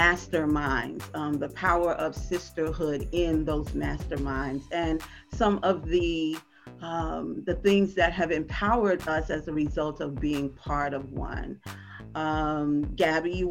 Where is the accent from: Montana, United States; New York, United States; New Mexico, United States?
New York, United States; New York City; I am from New York City.